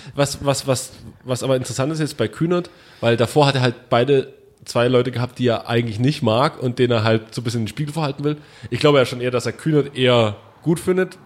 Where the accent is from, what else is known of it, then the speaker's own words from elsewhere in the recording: Germany; wir kommen aus Deutschland